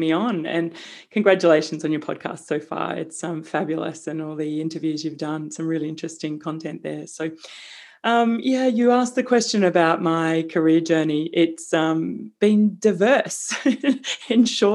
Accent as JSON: {"language": "English", "town": "Melbourne", "region": "Victoria", "country": "Australia", "tie": "born or raised there", "also_born_or_lived": "London", "moved": "as an adult", "said": "I grew up in Melbourne"}